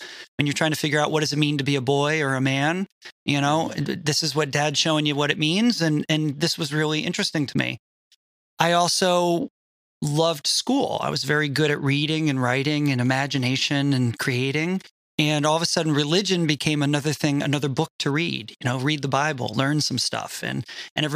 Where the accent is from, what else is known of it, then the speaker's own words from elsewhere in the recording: Connecticut, United States; I was raised Roman Catholic in Connecticut